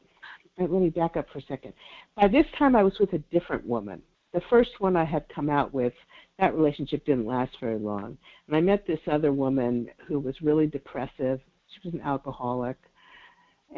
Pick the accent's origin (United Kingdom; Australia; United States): United States; New York City, New York; now in California, United States; I was born and raised in New York City